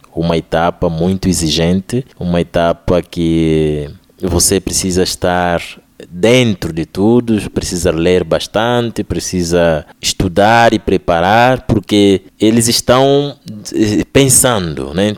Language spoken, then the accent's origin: Portuguese; Angola; eu sou angolano.